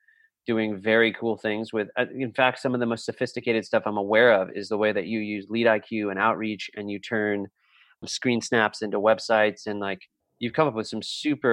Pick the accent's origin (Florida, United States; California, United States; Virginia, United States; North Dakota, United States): California, United States; Southern; I grew up in Southern California